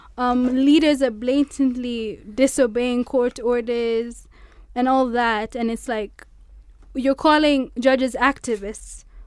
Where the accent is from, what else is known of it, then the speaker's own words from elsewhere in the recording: Mombasa, Mombasa County, Kenya; moved away as an adult; now in Nairobi, Kenya; I'm from Mombasa.